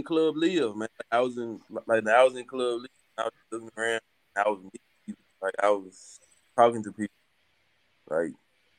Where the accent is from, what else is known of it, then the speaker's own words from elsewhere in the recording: Mississippi, United States; I'm from Mississippi, you know what I'm saying? So Mississippi is where it gets off it